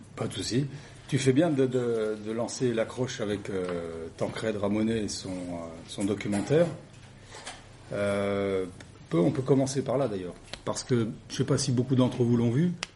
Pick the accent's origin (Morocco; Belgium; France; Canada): France; Le Creusot, Bourgogne-Franche-Comté; Je suis originaire du Creusot